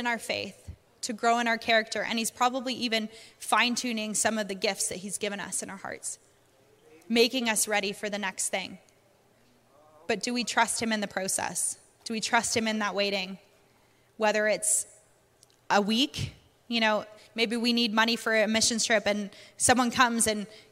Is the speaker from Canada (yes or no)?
yes; Canada; accent: Canadian and British; also born or lived in United Kingdom; now in North Carolina, United States; we're from Canada, so we always grew up with basements